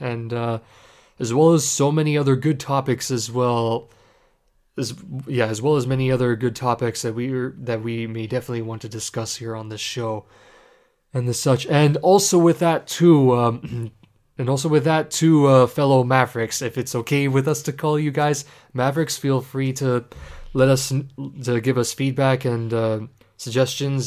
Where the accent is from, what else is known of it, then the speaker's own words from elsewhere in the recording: Ontario, Canada; I am from Canada, more specifically Ontario. I'm a proud Canadian.